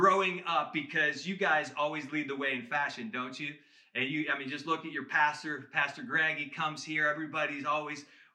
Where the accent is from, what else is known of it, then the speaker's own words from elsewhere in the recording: Michigan, United States; I grew up in Michigan